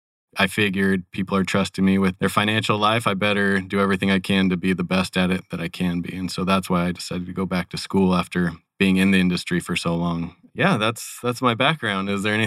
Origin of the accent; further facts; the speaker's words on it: California, United States; moved away as an adult; also born or lived in Sacramento, California / San Luis Obispo, California; now in Phoenix, United States; I grew up in California, but don't hold that against me. I lived in Sacramento, California, as well as San Luis Obispo, California. Moved here with my wife about 5 years ago from Sacramento.